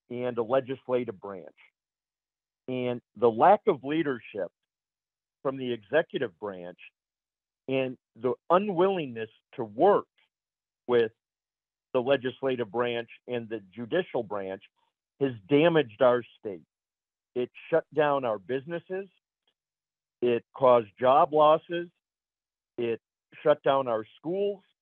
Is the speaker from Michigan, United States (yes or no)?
yes; Michigan, United States; I was born and raised in Michigan